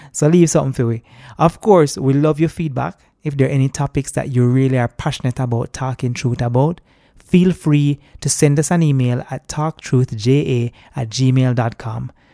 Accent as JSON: {"language": "English", "country": "Jamaica", "said": "I'm a Jamaican as well, not a tourist"}